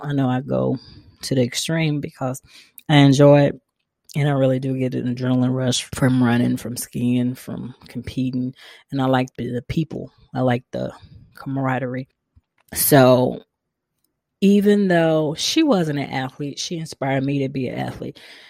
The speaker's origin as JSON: {"language": "English", "region": "the South", "country": "United States", "said": "But, you know, we're from the South. We like food too. Me and my mother bonded a lot over food."}